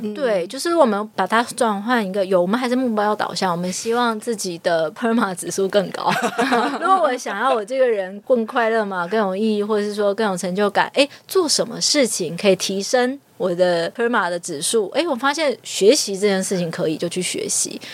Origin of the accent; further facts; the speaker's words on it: Taiwan; 我就是一个台湾人